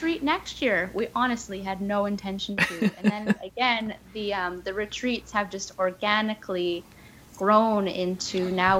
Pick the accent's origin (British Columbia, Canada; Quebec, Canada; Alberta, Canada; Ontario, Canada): British Columbia, Canada; Victoria; my hometown, Victoria